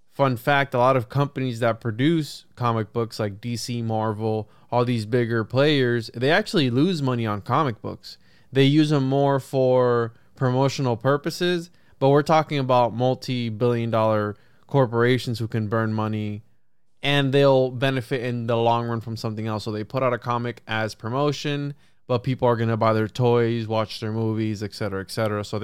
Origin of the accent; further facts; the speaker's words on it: Puerto Rico; now in Florida, United States; because I'm from Puerto Rico, so the Bermuda Triangle also. Plus, I'm in Florida